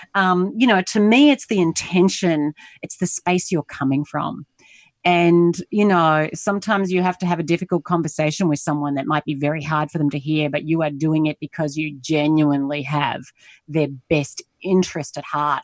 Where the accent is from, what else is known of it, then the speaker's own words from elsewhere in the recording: Australia; moved away as an adult; also born or lived in United States; now in Singapore; I'm Australian. I'm currently based in Asia, in Singapore. I lived in the U S for eleven years